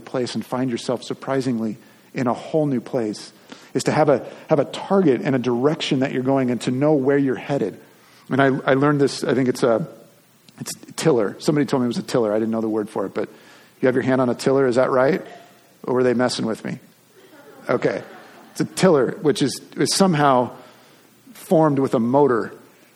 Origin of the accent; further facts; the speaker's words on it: Long Beach, California, United States; I grew up in Long Beach, California, and was probably 10-12 minutes from the beach